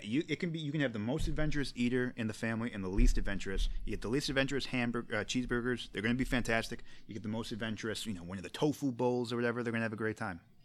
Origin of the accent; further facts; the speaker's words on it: United States; as an American